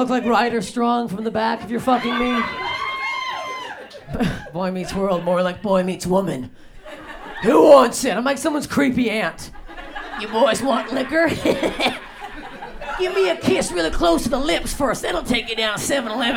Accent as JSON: {"language": "English", "country": "Canada", "moved": "yes", "lives_now": "Los Angeles, United States", "said": "I'm Canadian. I moved to LA."}